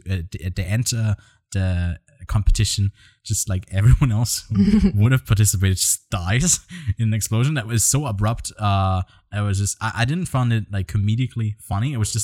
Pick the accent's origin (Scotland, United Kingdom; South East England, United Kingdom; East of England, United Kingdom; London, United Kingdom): Scotland, United Kingdom; I'm Scottish and I can't do a Scottish